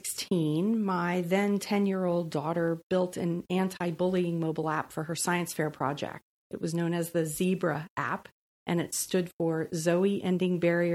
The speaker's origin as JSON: {"language": "English", "region": "East Coast", "country": "United States", "tie": "born or raised there", "said": "So I'm a Navy brat. Well, I like to say I'm just a brat. But I've moved 36 times."}